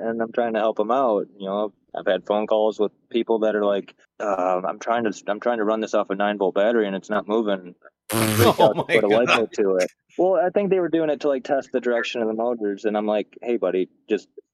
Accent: Michigan, United States; moved away; I'm from, you know, I grew up in Michigan

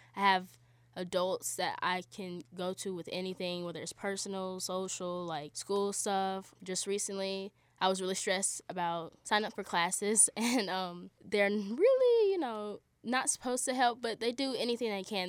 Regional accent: Charlotte, North Carolina, United States; moved away as an adult; I'm from Charlotte, North Carolina.

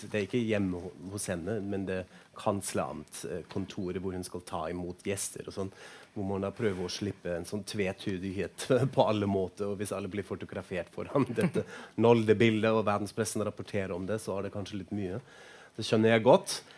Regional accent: Frankfurt am Main, Hesse, Germany; Norwegian is a second language; now in Oslo, Norway; Jeg er jo fra Frankfurt, amain opprinnelig, egentlig

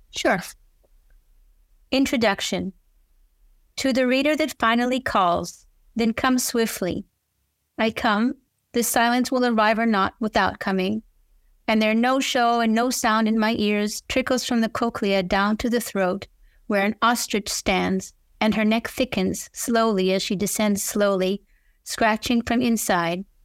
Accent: Israel; now in United States; I grew up in Israel and I'm a Hebrew speaker

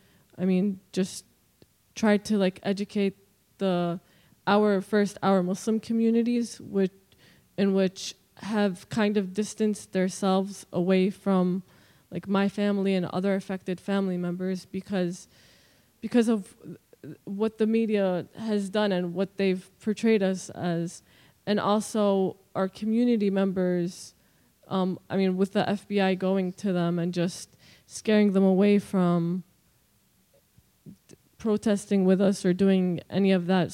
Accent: New Jersey, United States; I'm from South Jersey

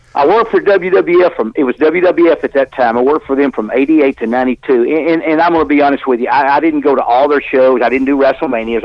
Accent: Birmingham, Alabama, United States; I went to Phillips High School in Birmingham, Alabama. That's where I live in Birmingham.

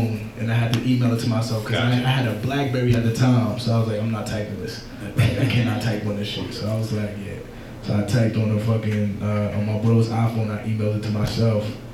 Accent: New York City, New York, United States; I'm from Brooklyn

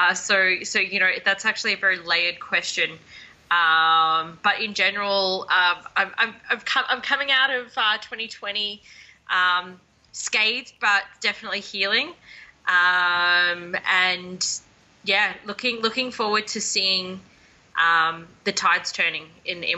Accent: Melbourne, Victoria, Australia; moved away as an adult; also born or lived in Banff, Canada / Lake Louise, Canada; now in Calgary, Canada; I come from Melbourne, Australia, so the most southern tip of the mainland.

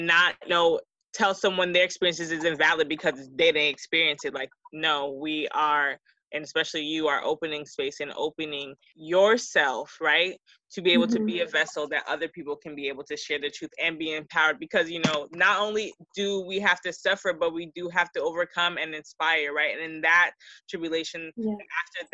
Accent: Georgia, United States; I went back home to Georgia

